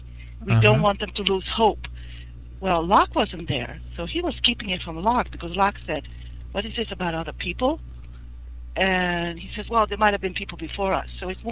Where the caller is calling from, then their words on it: Damascus, Maryland, United States; I'm calling from Damascus, Maryland.